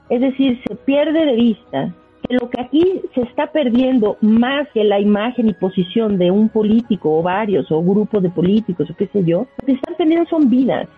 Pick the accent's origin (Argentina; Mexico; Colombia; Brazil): Mexico; yo soy mexicano y me late ser mexicano